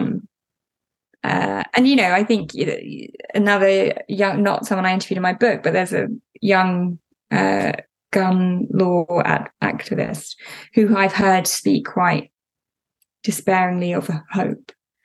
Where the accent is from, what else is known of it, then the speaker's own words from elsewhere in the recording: United Kingdom; as a British person